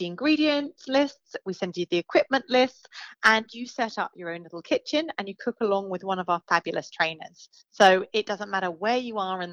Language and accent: English; England, United Kingdom; now in Australia; I'm from England